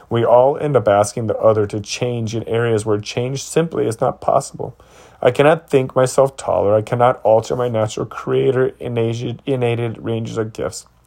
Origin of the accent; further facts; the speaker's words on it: Toledo, Ohio, United States; Luella was raised in Cuba, and I was raised in Toledo, Ohio.